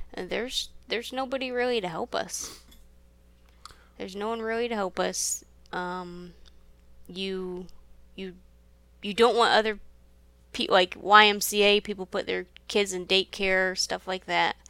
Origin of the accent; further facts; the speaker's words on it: Michigan, United States; moved away as an adult; now in Florida, United States; I'm from Michigan